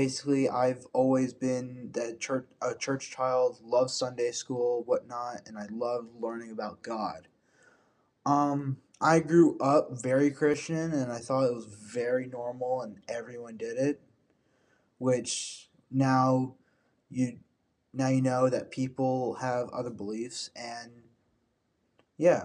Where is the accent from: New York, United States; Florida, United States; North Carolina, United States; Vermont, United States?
Florida, United States; Tampa; now in Evans, United States; I was born in Tampa, Florida, not Augusta